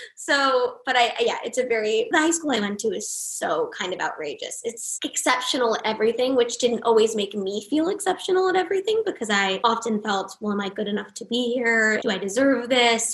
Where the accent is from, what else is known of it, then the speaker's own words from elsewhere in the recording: Los Angeles, California, United States; I grew up here